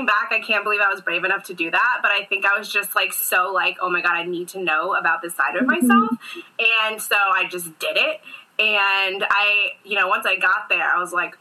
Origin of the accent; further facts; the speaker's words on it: United States; also born or lived in Bogota, Colombia; I was raised in the United States by my American parents, and I was adopted at 5 weeks old